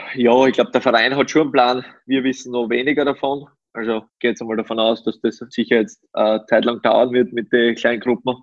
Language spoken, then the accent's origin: German; Styria, Austria; moved away as an adult; now in Upper Austria, Austria; meine mein, mein Heimat, das ist natürlich die Steiermark, aber Oberösterreich ist auch für mich meine Wahlheimat